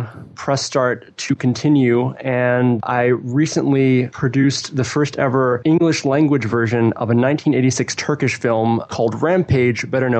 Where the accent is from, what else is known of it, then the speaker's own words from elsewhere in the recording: Midwest, United States; also born or lived in Champaign, Illinois; I am very much from the Midwest. I live in Champaign, Illinois, which is a couple of hours drive south of Chicago.